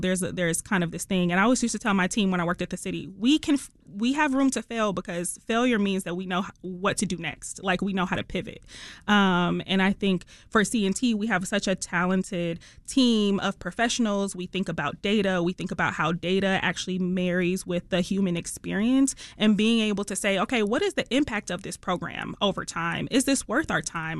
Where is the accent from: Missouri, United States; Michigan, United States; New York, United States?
Michigan, United States; Detroit; accent: Detroit; moved away as an adult; also born or lived in Los Angeles; I'm from Detroit. I'm from the East Side